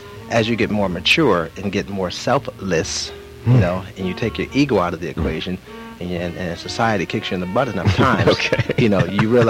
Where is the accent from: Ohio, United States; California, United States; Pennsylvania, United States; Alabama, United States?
California, United States; Los Angeles; also born or lived in New York; Born and raised in Los Angeles, by the way, of New York. My family is from Los Angeles, but half of my family is from New York